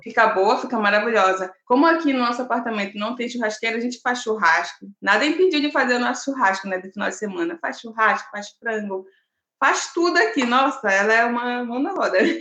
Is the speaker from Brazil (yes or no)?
yes; Belém, Pará, Brazil; moved away as an adult; now in Florianópolis, Brazil; Belém é minha cidade natal